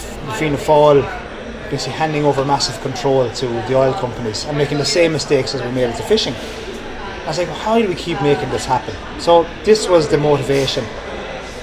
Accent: Tipperary, Munster, Ireland; also born or lived in Mayo; I'm from Tipperary

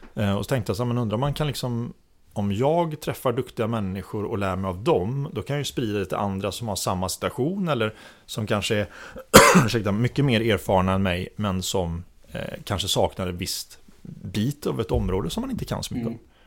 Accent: Orust, Västra Götaland, Sweden; moved away as an adult; now in Stockholm, Sweden; jag är uppväxt på Orust.

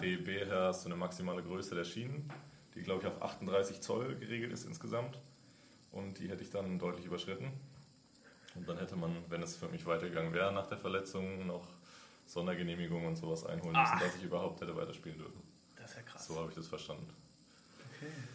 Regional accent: Nuremberg, Bavaria, Germany; now in Berlin, Germany; ich komme aus dem Frankenland, aus Nürnberg

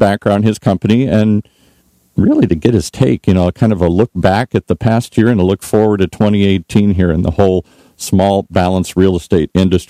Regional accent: Midwest, United States; I grew up in the Midwest, so I've had to struggle with that for 20 years, whether or not there should be snow for Christmas.

